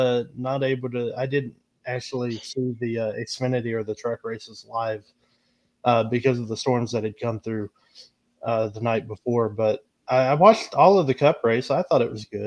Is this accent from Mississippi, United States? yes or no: yes; Mississippi, United States; my home state of Mississippi